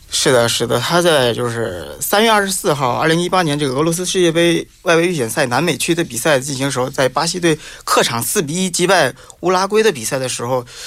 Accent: China; 里皮的这个意大利的这个体系特别适合我们中国人

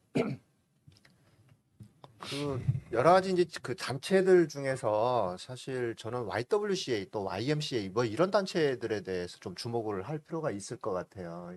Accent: Namwon, North Jeolla, South Korea; 저는 출신은 저 호남입니다. 음, 네. 남원이라고요.

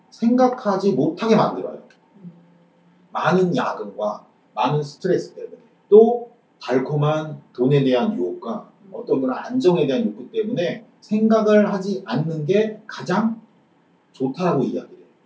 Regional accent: South Korea; 지금 내가 대한민국에서

